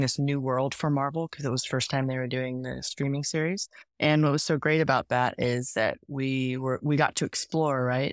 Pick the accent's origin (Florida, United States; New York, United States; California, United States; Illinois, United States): California, United States; Bay Area; We're also from the Bay Area